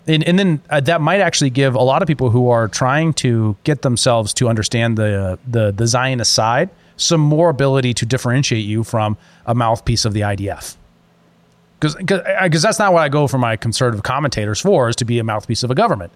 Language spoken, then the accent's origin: English; United States; As an American